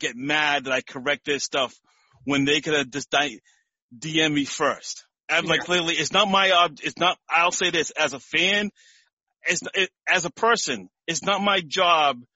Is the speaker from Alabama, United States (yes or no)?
no; Malden, Massachusetts, United States; moved away as an adult; now in Connecticut, United States; a food pantry in Malden, where I grew up, Malden, Massachusetts. And now I live in Connecticut